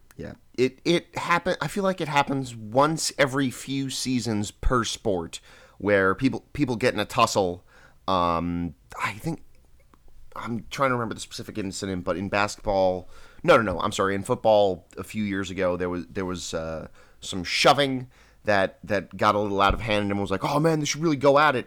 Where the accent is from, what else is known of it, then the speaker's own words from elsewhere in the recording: Long Island, New York, United States; moved away; growing up on Long Island